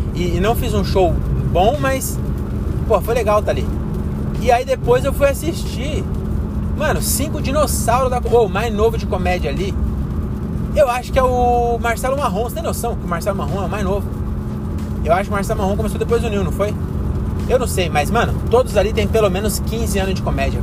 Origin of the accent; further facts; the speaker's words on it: Francisco Morato, São Paulo, Brazil; moved away as an adult; now in Cajamar, Brazil; eu sou de Francisco Morata